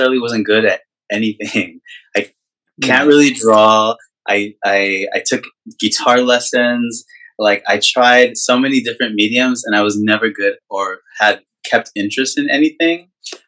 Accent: Albuquerque, New Mexico, United States; moved away as an adult; now in Los Angeles, United States; I'm originally from New Mexico, Albuquerque, New Mexico.

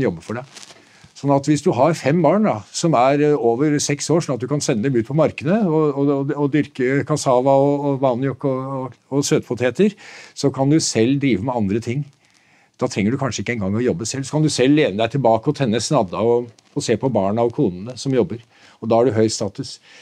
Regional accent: Nøtterøy, Vestfold, Norway; jeg vokste selv opp på Nøtterøy

